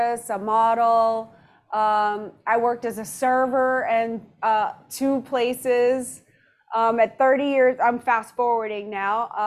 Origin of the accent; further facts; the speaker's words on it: New Orleans, Louisiana, United States; moved away; also born or lived in Madrid, Spain; I was reared in New Orleans from 1 until